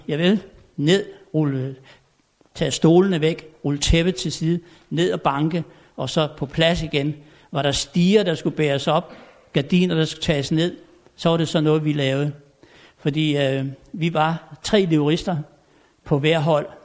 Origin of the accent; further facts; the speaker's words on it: Tommerup, Southern Denmark, Denmark; moved away; jeg er født og opvokset derovre på Fyn i en lille stationsby, der hed Tommerup.